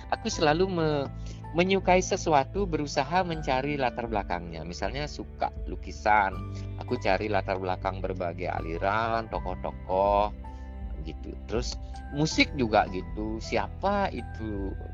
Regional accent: Bali, Indonesia; Nah, aku kan orang desa, desa banget hmm. loh. Zaman itu jalan di desaku belum beraspal. Jadi tamat SD, aku dikirim sama bapakku sama ke ke ke kota negara. Cuma 20 kilo dari dusunku ke negara

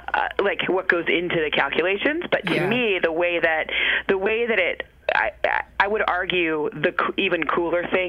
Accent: Michigan, United States; moved away; I'm from Michigan

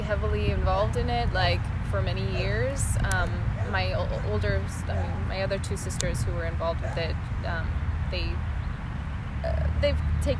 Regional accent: Hayward, California, United States; also born or lived in Los Angeles, United States; Okay, I was born in Hayward, California.

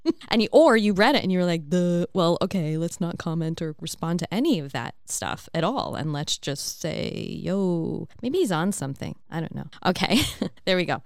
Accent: New York, United States; now in Australia; I'm in Australia from New York

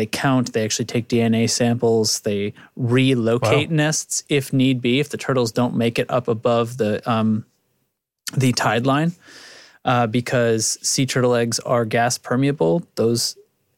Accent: New England, United States; I grew up in New England

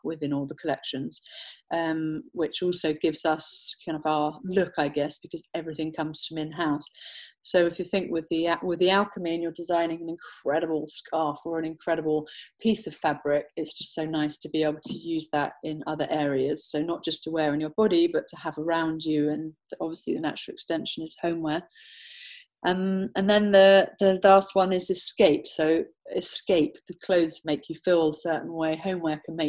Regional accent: Somerset, South West England, United Kingdom; also born or lived in London; Born and bred from Somerset, now based in Somerset more full time.

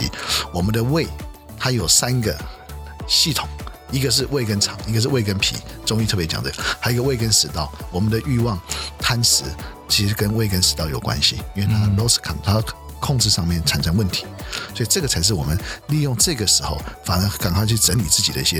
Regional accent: China; 因为我们过了晚上以后，我们中国人在这边没有家长教我们怎么样面对月亮

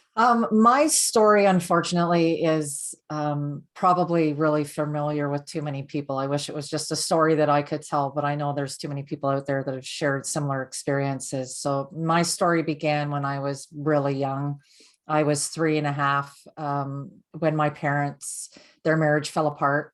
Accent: Canada; I'm from Canada

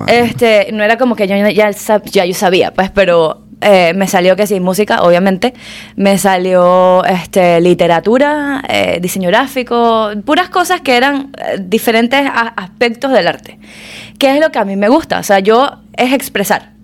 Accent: Maracaibo, Zulia, Venezuela; now in Miami, United States; nacida criada en Venezuela en la mayor parte

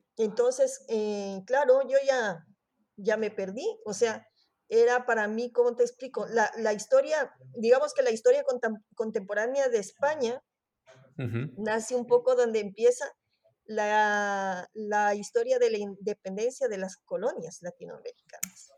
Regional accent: Ecuador; moved away as an adult; also born or lived in Barcelona area, Spain; now in Spain; soy de Ecuador

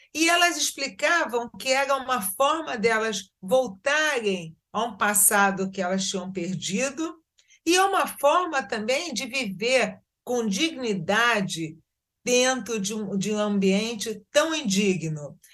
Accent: Rio de Janeiro, Brazil; moved away as an adult; also born or lived in Israel; now in Tzur Yitzhak, Israel; eu nasci no Brasil, no Rio de Janeiro, fiz toda a minha vida profissional e acadêmica no Rio de Janeiro

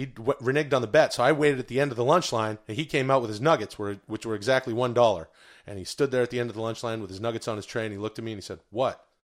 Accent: Vancouver, British Columbia, Canada; I grew up in Vancouver, British Columbia, and the Seattle Seahawks were nearby.

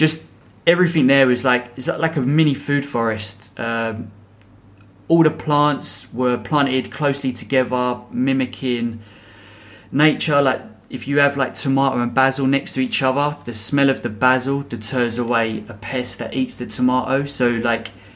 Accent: England, United Kingdom; I'm English.

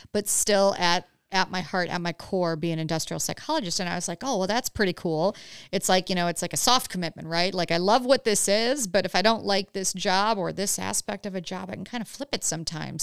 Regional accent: Huron, Ohio, United States; moved away; grew up right by Cedar Point, um, in Huron, Ohio.

